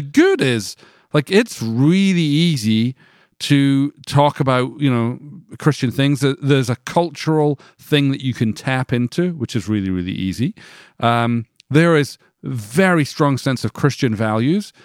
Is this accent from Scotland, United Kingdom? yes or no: yes; Scotland, United Kingdom; moved away as an adult; now in United States; I grew up in Scotland.